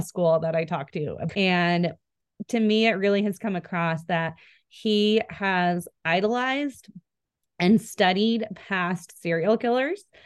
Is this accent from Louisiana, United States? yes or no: no; Spokane, Washington, United States; moved away as an adult; also born or lived in Coeur d'Alene, Idaho; now in Idaho, United States; I grew up in Spokane